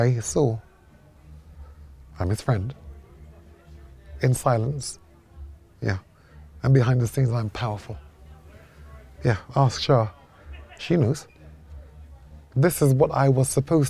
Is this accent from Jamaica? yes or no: yes; Jamaica; I'm a Jamaican, we love cricket too